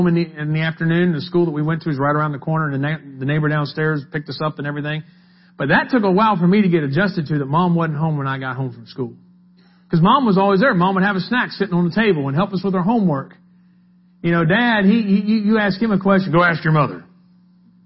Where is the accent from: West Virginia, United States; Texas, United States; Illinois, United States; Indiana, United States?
West Virginia, United States; We're from West Virginia